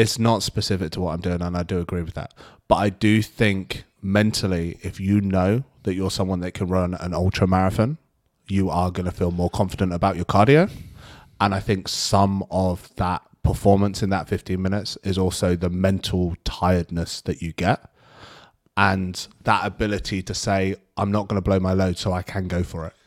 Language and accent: English; United Kingdom; because I'm British